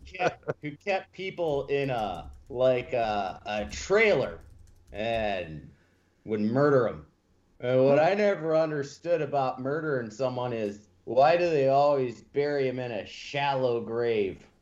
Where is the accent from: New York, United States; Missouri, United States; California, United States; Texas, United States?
Missouri, United States; St. Louis; I'm from St. Louis